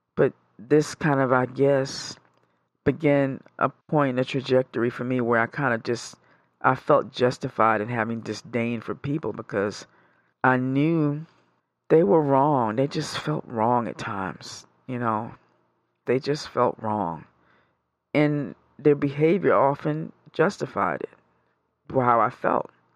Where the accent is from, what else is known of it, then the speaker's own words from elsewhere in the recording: New York, United States; moved away; I'm originally from New York.